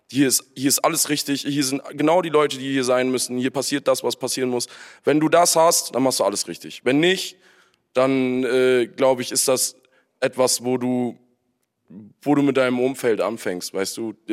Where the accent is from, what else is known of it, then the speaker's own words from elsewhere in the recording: Friedberg, Germany; Ich komme aus Friedberg.